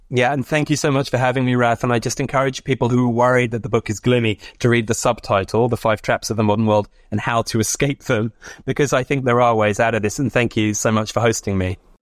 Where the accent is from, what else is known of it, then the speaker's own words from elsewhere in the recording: Oxford, South East England, United Kingdom; moved away; also born or lived in United States; my hometown of, of Oxford